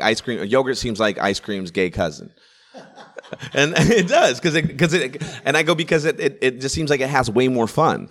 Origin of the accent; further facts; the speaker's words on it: Sacramento, California, United States; I used to live in a nice little neighborhood in, in Sacramento at the time. It was called Green Haven.